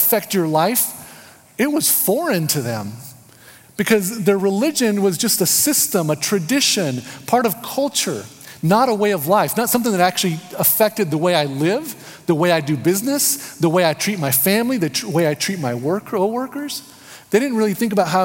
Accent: United States; moved away; I'm an American, kind of in this third place

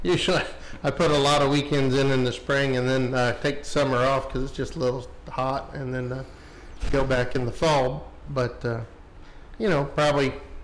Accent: James Island, South Carolina, United States; James Island.

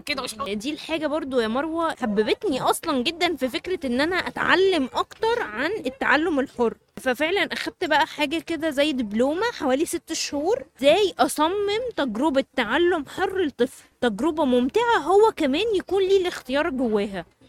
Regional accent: Cairo, Cairo Governorate, Egypt; عندنا في القاهرة

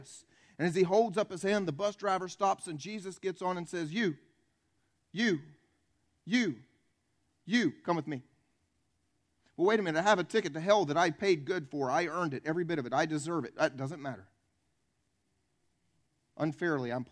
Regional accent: the Bible Belt, United States; I was raised here in the Bible Belt

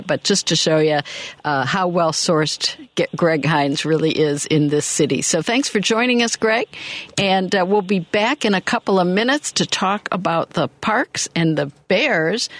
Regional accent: Michigan, United States; born or raised there; now in Chicago, United States

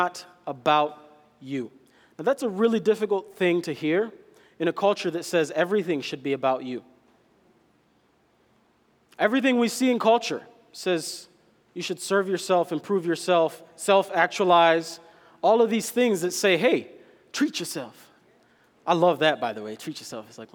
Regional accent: Kenya; I'm Kenyan

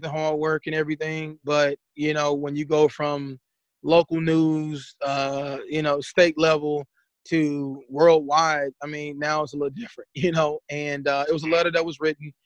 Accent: Mississippi, United States; moved away; also born or lived in St. Louis, Missouri / Berkeley / Columbia, Missouri; I'm originally from Mississippi, and moving to St. Louis

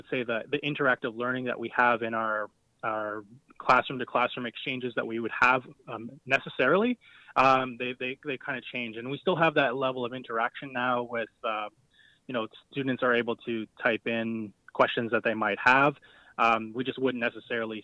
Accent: Wasauksing First Nation, Ontario, Canada; first language Ojibwe; English is a second language; I'm Ojibwe from Wasaksing First Nation

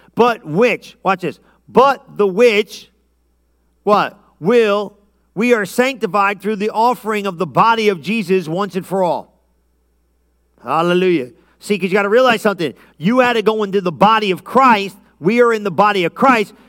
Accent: Lodi, United States; I grew up in Lodi

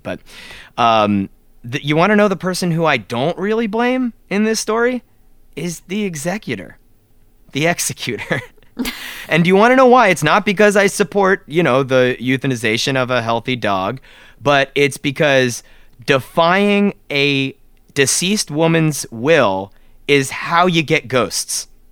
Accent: South Florida, United States; moved away; we grew up in South Florida

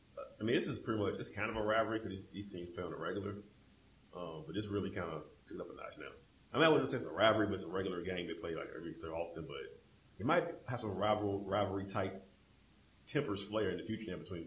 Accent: Eastern North Carolina, United States; I mean, I grew up in Eastern North Carolina

